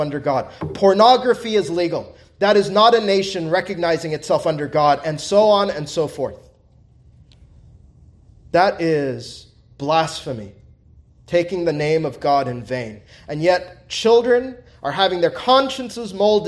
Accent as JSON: {"language": "English", "country": "United States", "said": "as an American"}